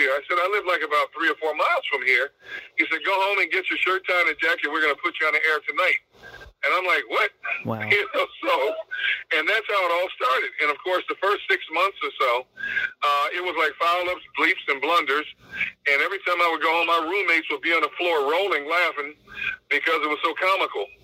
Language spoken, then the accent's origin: English; Milwaukee, Wisconsin, United States; moved away as an adult; also born or lived in California / San Diego / Pittsburgh; now in Philadelphia, United States; he was from my hometown, Milwaukee. He was from South Milwaukee. I was from North Milwaukee.